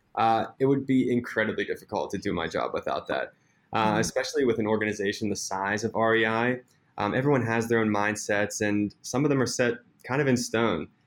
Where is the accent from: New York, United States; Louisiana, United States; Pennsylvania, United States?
Pennsylvania, United States; Pittsburgh; moved away as an adult; now in Seattle, United States; I am originally from Pittsburgh. I grew up my entire life in Pittsburgh, PA, so 26 years